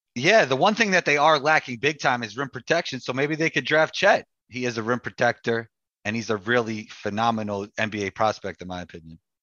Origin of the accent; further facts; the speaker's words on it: New York City, New York, United States; I grew up playing in New York City